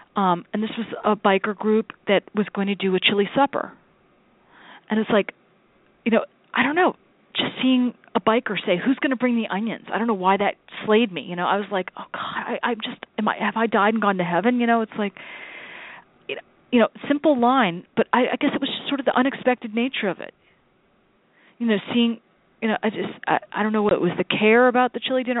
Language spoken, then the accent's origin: English; United States; as an American, as a fellow American